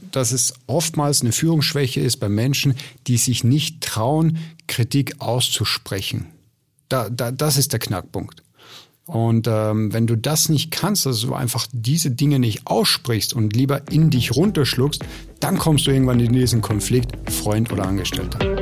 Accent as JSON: {"language": "German", "country": "Austria", "said": "ich komme ja aus Österreich"}